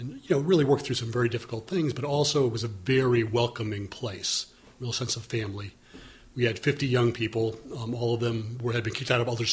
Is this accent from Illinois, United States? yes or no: yes; Wilmette, Illinois, United States; when I was growing up in Wilmette, Illinois